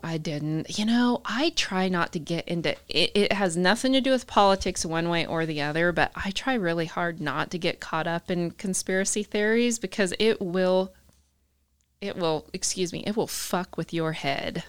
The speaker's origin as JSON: {"language": "English", "region": "Utah", "country": "United States", "tie": "born or raised there", "also_born_or_lived": "Canada / New Mexico / Southern California", "moved": "yes", "lives_now": "Texas, United States", "said": "I grew up in Utah"}